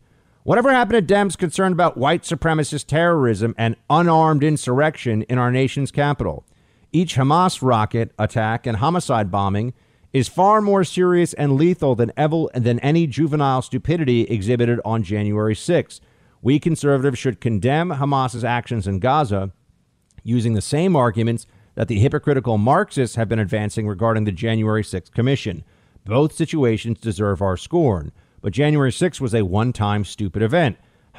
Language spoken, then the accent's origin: English; Texas, United States; I'm from Texas, so I think it's more of a Southern term in general.